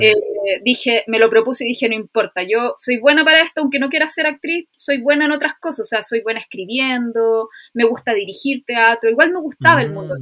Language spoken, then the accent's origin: Spanish; Chile; soy chilena, tengo 38 años